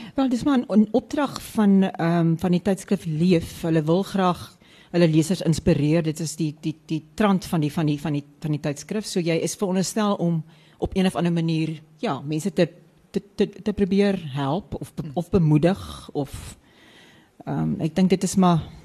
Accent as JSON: {"language": "Afrikaans", "area": "West Coast", "region": "Western Cape", "country": "South Africa", "also_born_or_lived": "Johannesburg", "moved": "yes", "said": "ek kom ons van die Weskus af"}